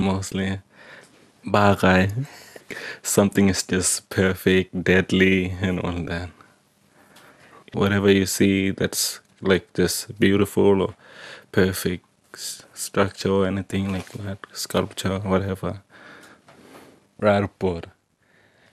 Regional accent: Ngukurr community, southeast Arnhem Land, Northern Territory, Australia; I'm from Nuka community, southeast of Arnhem Land. I speak Mara.

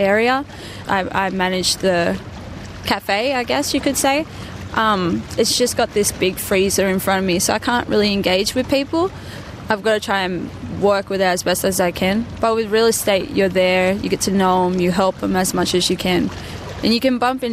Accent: Tamworth, New South Wales, Australia; moved away as an adult; also born or lived in Queensland; now in Newcastle, Australia; I didn't really want to go to Tamworth because I grew up there my whole life

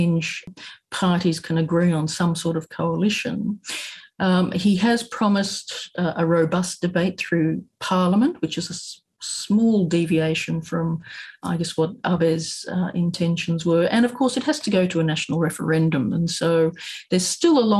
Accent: Australia; now in Japan; as an Australian when here in Japan

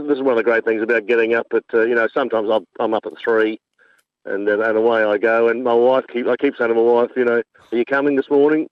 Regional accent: Adelaide, South Australia, Australia; moved away as an adult; now in Umbakumba, Australia; I'm from Adelaide originally

